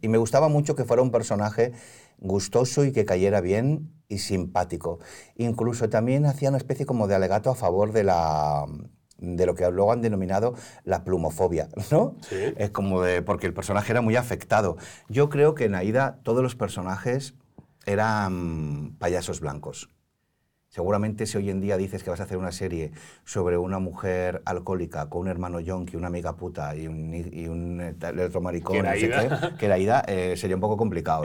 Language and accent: Spanish; Barcelona, Catalonia, Spain; now in Madrid, Spain; crecí en la Barceloneta de las Ramblas